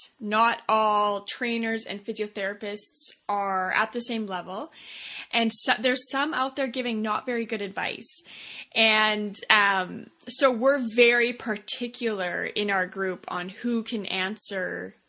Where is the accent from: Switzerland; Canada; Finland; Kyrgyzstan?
Canada; Saskatoon, Saskatchewan; what I call my hometown in Saskatoon, Canada.